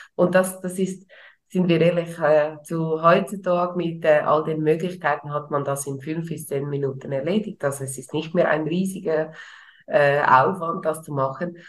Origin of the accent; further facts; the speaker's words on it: Switzerland; bei uns in der Schweiz